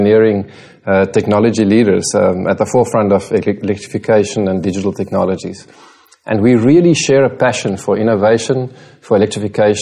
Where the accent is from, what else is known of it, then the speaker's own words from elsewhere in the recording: South Africa; moved away as an adult; now in Singapore; I'm South African.